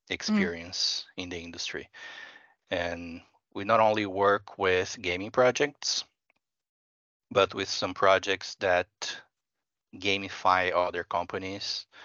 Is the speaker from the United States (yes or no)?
no; Brazil; English is a second language; now in Finland; Yeah, I'm originally from Brazil, and I'm not saying that there are no flaws there because there are many.